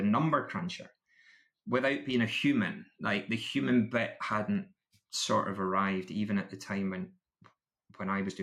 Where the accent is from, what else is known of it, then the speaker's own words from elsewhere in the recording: Scotland, United Kingdom; I'm still Scottish